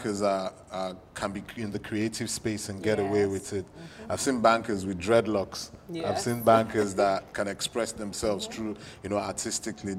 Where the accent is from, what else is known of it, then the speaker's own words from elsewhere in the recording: Enugu, Enugu State, Nigeria; I was born in Enugu, popularly known as Coal City, and which is where I acquired all levels of education from primary to secondary